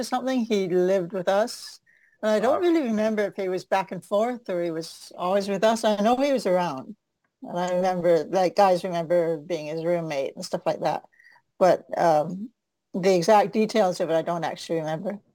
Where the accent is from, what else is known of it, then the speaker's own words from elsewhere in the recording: Victoria, Vancouver, British Columbia, Canada; I came from Van- Victoria, Vancouver